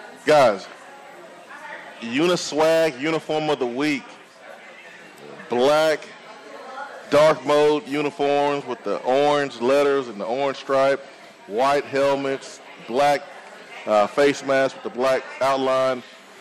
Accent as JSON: {"language": "English", "region": "Alabama", "country": "United States", "said": "I'm from Alabama"}